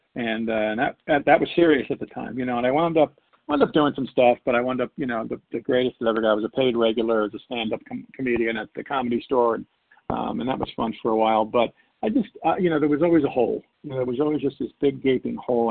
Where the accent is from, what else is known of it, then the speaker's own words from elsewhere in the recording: New York, United States; I was born and raised in New York